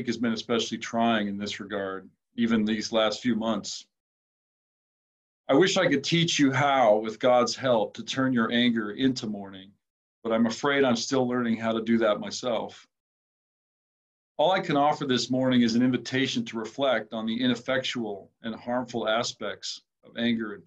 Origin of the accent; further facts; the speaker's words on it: Minnesota, United States; I am from Minnesota